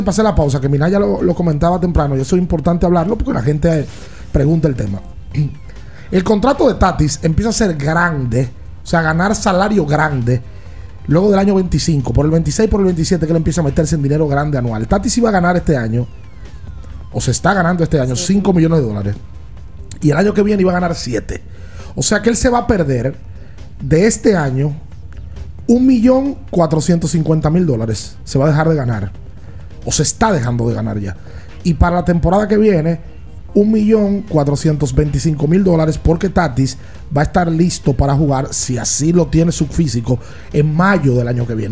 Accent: Dominican Republic; nosotros como dominicanos

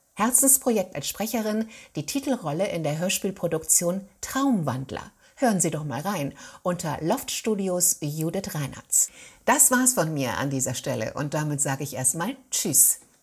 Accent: Cologne, North Rhine-Westphalia, Germany; moved away; also born or lived in Hamburg; das Theater der Keller in Köln, meiner Geburtsstadt.

